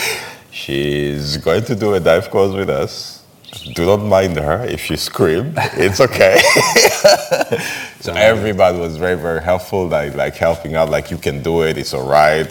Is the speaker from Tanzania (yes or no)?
yes; Arusha, Tanzania; now in Zanzibar, Tanzania; I'm from Arusha, it's like I'm a Maasai and I'm from a landlocked uh, region